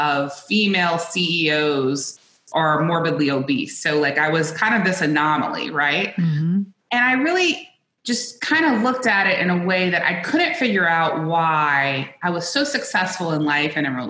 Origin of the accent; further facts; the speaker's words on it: South Louisiana, United States; I grew up in South Louisiana, which I still to this day believe is the best food in the world.